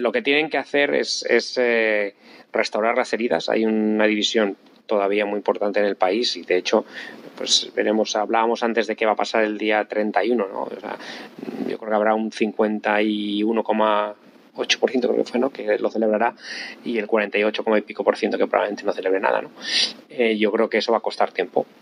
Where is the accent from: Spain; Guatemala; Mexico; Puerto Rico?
Spain; accent: Castilian / Spanish; moved away as an adult; now in London, United Kingdom; con el acento tan fuerte que tengo todavía cuando hablo en, en inglés, acento castellano o español